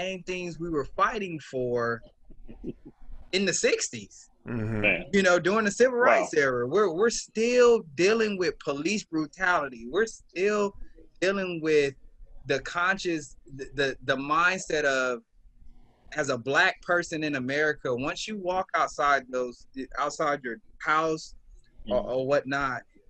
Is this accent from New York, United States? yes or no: no; Los Angeles, California, United States; I'm from Los Angeles, California, South LA. Born and raised